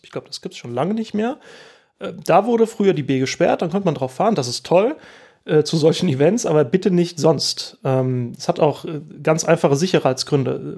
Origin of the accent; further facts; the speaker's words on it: Oestrich-Winkel, Hesse, Germany; ich bin hier aufgewachsen